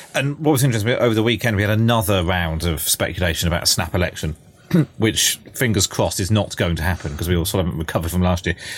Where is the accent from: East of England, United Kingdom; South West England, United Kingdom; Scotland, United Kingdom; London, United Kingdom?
South West England, United Kingdom; Somerset; I'm from Somerset